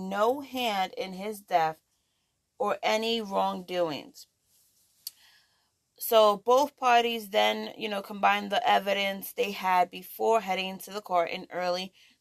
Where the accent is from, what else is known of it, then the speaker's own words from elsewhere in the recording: New York, United States; I'm a New Yorker